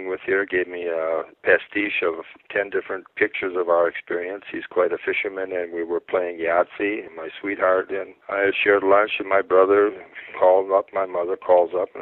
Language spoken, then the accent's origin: English; Kenosha, Wisconsin, United States; moved away; Mary D. Bradford down in Kenosha, Wisconsin, where I'm originally from, had us learning Latin in ninth grade.